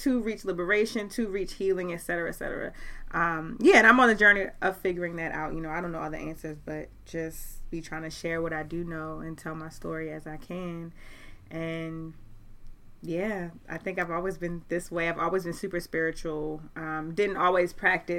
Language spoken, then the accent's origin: English; Baltimore, Maryland, United States; I'm from Baltimore, Maryland, born mm-hmm. and raised